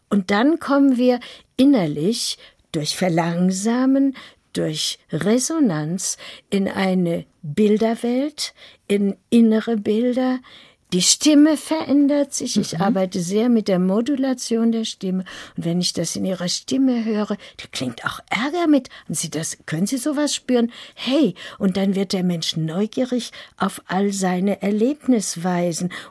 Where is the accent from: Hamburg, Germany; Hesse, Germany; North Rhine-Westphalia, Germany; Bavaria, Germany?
North Rhine-Westphalia, Germany; Lüdenscheid; Und dann ist plötzlich da, wo ich geboren bin, im Sauerland in Lüdenscheid, die deutsch-amerikanische Front.